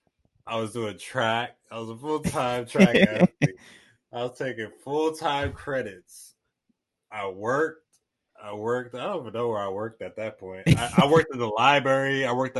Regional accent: New York City, New York, United States; moved away as an adult; also born or lived in Washington; being a city kid growing up in Brooklyn

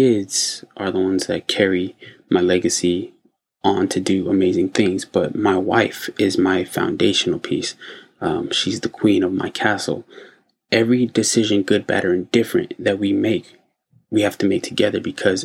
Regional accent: United States; my home country, the U.S.

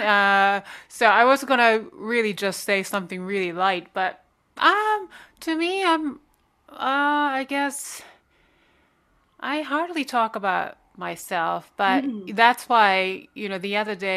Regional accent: Japan; moved away; I'm Korean, but I was born in Japan

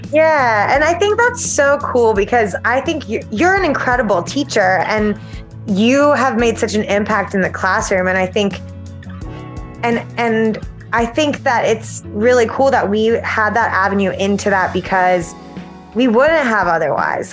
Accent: South Carolina, United States; moved away as an adult; now in Chicago, United States; I'm from South Carolina originally

